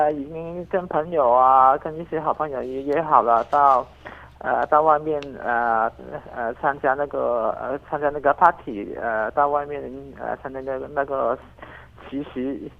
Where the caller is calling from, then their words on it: Guangdong, China; 因为因为我们广东这边，特别是我呃，甚至是呃，我们在呃广东这边呃一些大城市